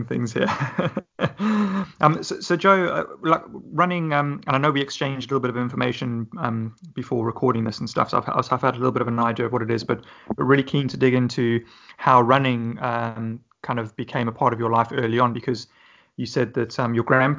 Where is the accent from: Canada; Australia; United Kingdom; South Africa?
South Africa; being South African myself